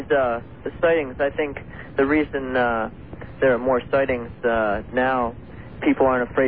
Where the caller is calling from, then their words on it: Columbia, Missouri, United States; I'm calling from Columbia, Missouri. I'm a 16-year-old uh, science student here